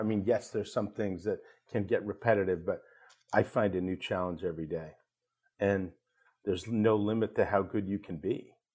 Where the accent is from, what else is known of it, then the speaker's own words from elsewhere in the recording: Ardmore, Pennsylvania, United States; I grew up in Ardmore, Pennsylvania, small town just outside Philadelphia